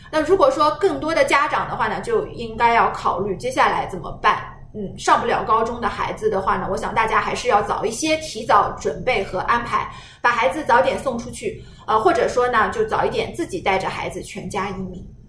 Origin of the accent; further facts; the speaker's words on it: China; 我们中国人